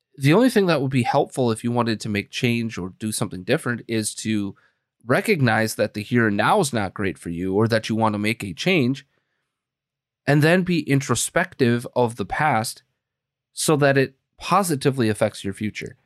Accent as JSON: {"language": "English", "region": "Wisconsin", "country": "United States", "tie": "born or raised there", "said": "my home state of Wisconsin"}